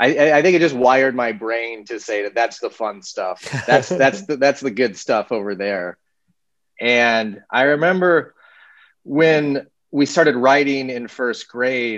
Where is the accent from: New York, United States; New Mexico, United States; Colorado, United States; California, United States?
Colorado, United States; Littleton; also born or lived in Manhattan, Kansas; Grew up in Manhattan, Kansas, and then moved in third grade to Littleton, Colorado. So, grew up most of my growing up in Colorado.